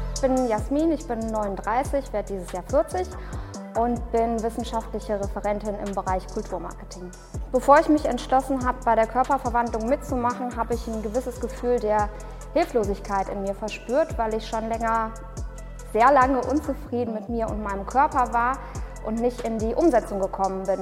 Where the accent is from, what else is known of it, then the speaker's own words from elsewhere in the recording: Cologne, North Rhine-Westphalia, Germany; ich bin Kölnerin